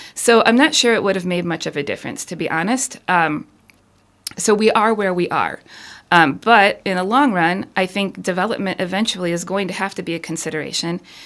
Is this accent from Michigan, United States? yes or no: yes; Ann Arbor, Michigan, United States; moved away as an adult; also born or lived in East Coast; now in Houghton, United States; I was born and raised downstate in the Ann Arbor area